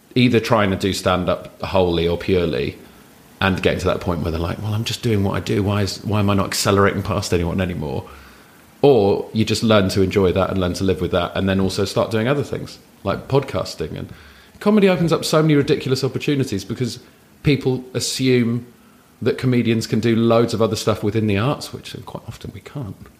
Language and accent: English; London, United Kingdom; also born or lived in Hammersmith / Wandsworth / Raynes Park / Wimbledon; I grew up in southwest London